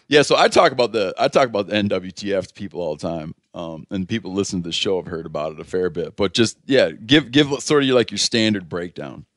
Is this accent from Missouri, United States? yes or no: no; Muskegon County, Michigan, United States; moved away; also born or lived in Grand Rapids, Michigan; I was born in Muskegon County.